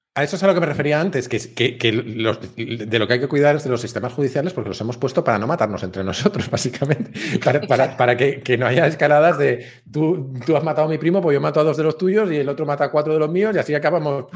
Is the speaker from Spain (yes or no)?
yes; Spain; me sentí atacado como español